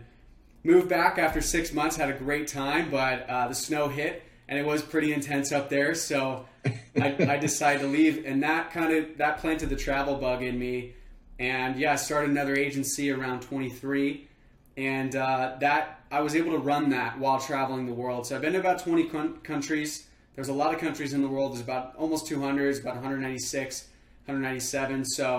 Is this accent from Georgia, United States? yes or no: no; just outside of LA, a little town in California, United States; moved away as an adult; also born or lived in Homer, Alaska; I'm 30 right now. I had no clue what I wanted to do, but I knew one thing, and it was I wanted to get out of my hometown. So I left, I decided to move to Alaska. So I went from California, a little town in California, just outside